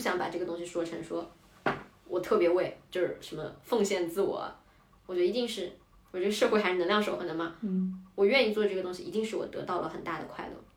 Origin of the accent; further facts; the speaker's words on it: Hangzhou, Zhejiang, China; moved away as an adult; also born or lived in London; now in Beijing, China; 我十八岁之后就没有长期在杭州生活过